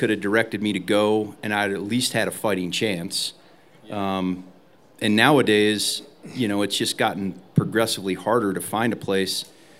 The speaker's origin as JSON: {"language": "English", "region": "Ohio", "country": "United States", "tie": "born or raised there", "also_born_or_lived": "Alaska", "moved": "yes", "lives_now": "Montana, United States", "said": "I grew up in Ohio"}